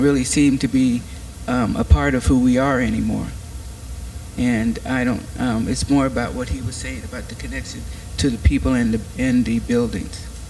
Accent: Iowa City, Iowa, United States; moved away; I grew up here in Iowa City

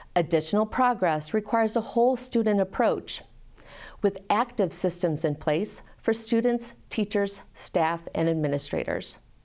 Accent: Peoria, Illinois, United States; moved away as an adult; also born or lived in Rochester, Michigan; now in Iowa City, United States; I was raised in Peoria, Illinois, and graduated from Peoria High School.

